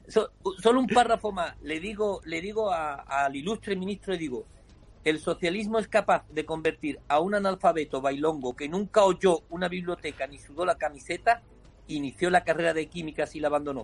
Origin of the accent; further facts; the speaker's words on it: Spain; mi país